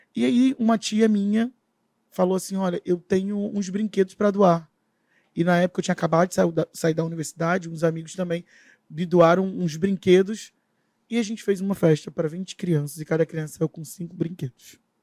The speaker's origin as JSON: {"language": "Portuguese", "region": "Rio de Janeiro", "country": "Brazil", "tie": "born or raised there", "said": "Moro. Moro na Maré"}